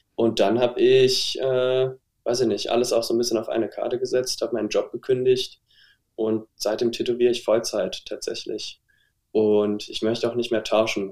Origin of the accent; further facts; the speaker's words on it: Saarbrücken, Saarland, Germany; habe mich dann in Saarbrücken, wo ich herkomme übrigens, an der Kunsthochschule beworben